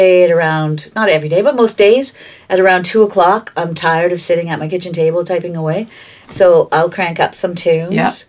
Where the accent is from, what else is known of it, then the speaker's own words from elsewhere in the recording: Toronto, Ontario, Canada; also born or lived in Malta; I think growing up in the Junction.